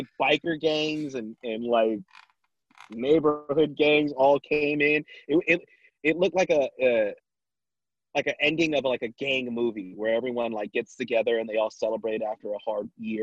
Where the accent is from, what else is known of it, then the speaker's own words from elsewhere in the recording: Vallejo, California, United States; also born or lived in Sacramento; I grew up in Vallejo